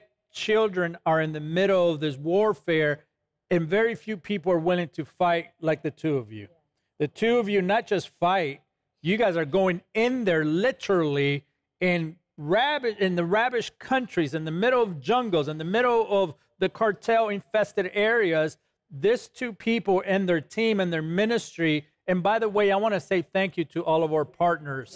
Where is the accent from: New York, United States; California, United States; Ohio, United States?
California, United States; Los Angeles; when I was growing up in East LA, California